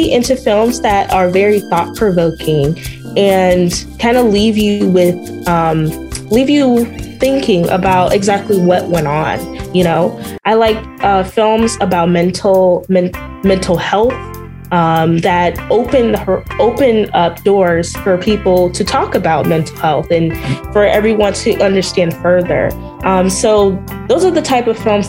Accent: South Suburbs of Chicago, Illinois, United States; moved away as an adult; now in Chicago, United States; I'm originally from the South Suburbs

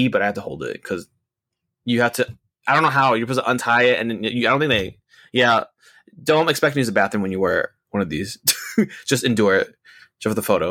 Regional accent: United States; we're from America.

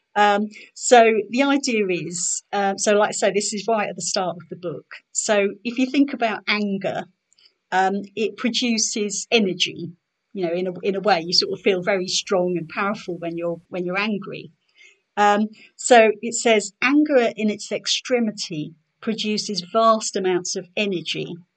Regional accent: Norwich, East of England, United Kingdom; now in Ipswich, United Kingdom; I was born in Norwich. I live in Ipswich now

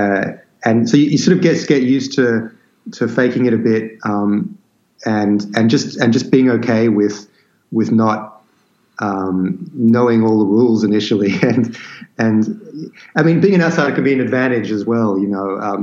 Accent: Sydney, New South Wales, Australia; also born or lived in London, United Kingdom; the place that I grew up, which is this remote land just on the outskirts of Sydney

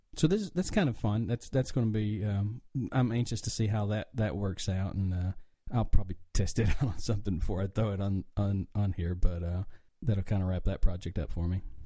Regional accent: the mountains of North Carolina, United States; now in Atlanta, United States; obviously, with my accent, I'm from the country. Um, I grew up in the mountains of North Carolina

